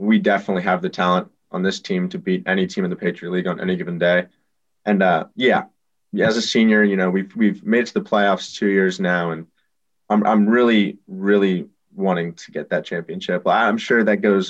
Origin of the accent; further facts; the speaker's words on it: Los Angeles, California, United States; moved away; I'm a kid from Los Angeles. So, you know, I grew up playing or watching Los Angeles Galaxy